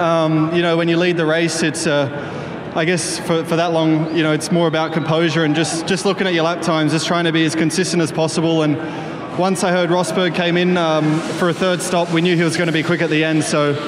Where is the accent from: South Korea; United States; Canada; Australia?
Australia; Yeah, I think obviously back home there's a huge following, but this is nearly as many Australian flags as there were in Melbourne.